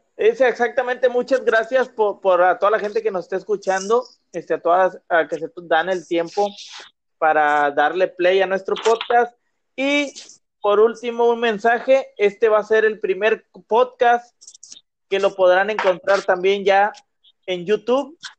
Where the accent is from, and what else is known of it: Monterrey, Nuevo León, Mexico